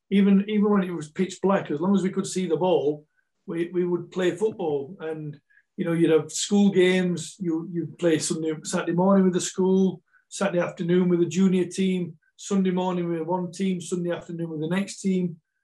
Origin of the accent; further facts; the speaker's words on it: England, United Kingdom; also born or lived in Malta / Scotland / South Africa; I've always, always thought myself a Malteser, but no, I am English. Even though I moved to Scotland in 97, and that's where my house is in Scotland, so, I've been Malta, over to England, up to Scotland, in and out of South Africa a few times